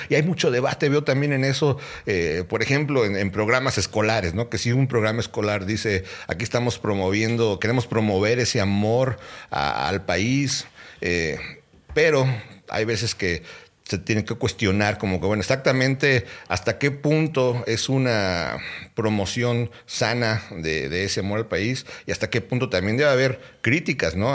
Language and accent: Spanish; Mexico; moved away as an adult; now in United States; Todavía soy más mexicano porque son más los años que estuve en México que los que he estado aquí